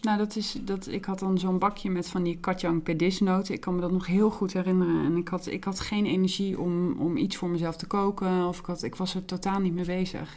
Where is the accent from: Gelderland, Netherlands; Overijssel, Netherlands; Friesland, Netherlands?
Friesland, Netherlands; Heerenveen; moved away; toen ik in Heerenveen woonde in Friesland, daar ben ik opgegroeid